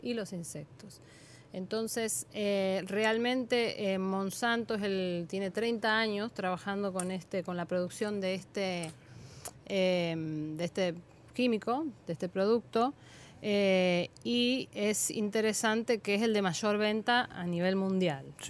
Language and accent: Spanish; Argentina; now in Dominican Republic; en mi país, en Argentina.